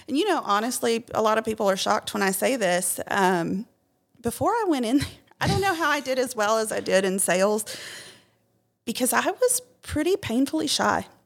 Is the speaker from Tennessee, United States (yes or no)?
yes; Clarksville, Tennessee, United States; I'm from Clarksville